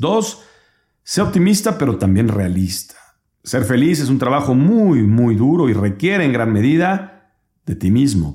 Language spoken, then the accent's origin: Spanish; Mexico